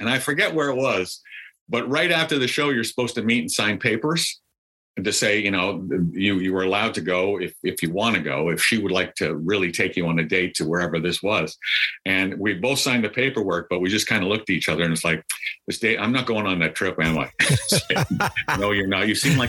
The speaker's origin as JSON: {"language": "English", "town": "Minneapolis", "region": "Minnesota", "country": "United States", "said": "I am from Minneapolis."}